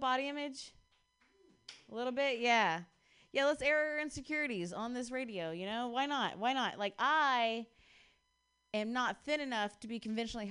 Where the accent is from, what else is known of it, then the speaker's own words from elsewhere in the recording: Ohio, United States; now in Bay Area, United States; I'm actually from Ohio